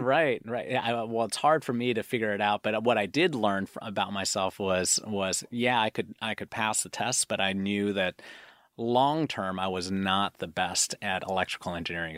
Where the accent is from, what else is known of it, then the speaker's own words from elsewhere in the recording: Seattle, Washington, United States; born and raised in Seattle